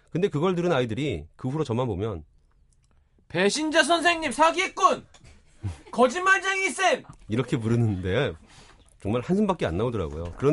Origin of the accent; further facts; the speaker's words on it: Seoul, South Korea; born there; 나는 서울에서 태어났지만